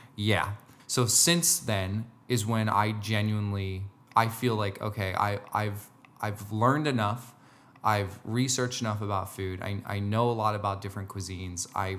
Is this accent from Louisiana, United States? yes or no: no; New Jersey, United States; I'm from Jersey, so, you know.